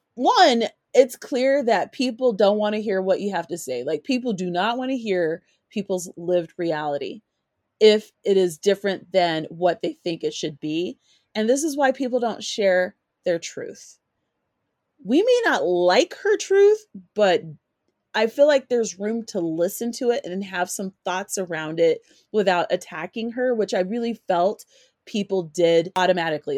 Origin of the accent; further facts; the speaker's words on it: Colorado, United States; also born or lived in California; an African American who grew up in Colorado and was born in California. I was, I didn't grow up in California. I grew up in Colorado